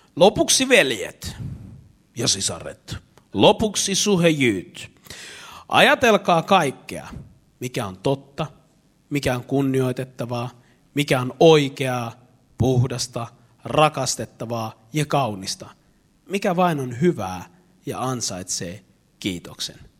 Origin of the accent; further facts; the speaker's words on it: Eastern Finland, Finland; mä oon Itä-Suomesta